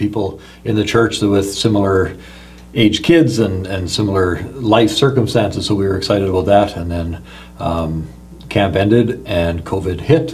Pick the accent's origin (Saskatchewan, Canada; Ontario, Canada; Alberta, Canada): Saskatchewan, Canada; Meadow Lake; also born or lived in Leaf Rapids, Manitoba / Lillooet, British Columbia / Princeton, British Columbia; now in British Columbia, Canada; So ended up in Meadow Lake, Saskatchewan eventually. And that's really where I grew up. I would call that my hometown